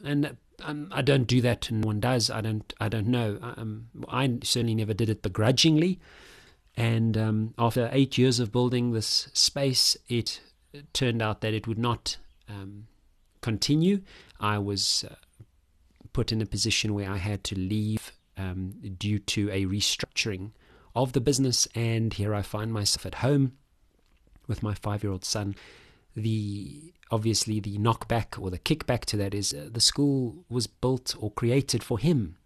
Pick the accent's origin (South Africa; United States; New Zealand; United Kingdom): South Africa; I'm a South African man, thirty-five, thirty-five-year-old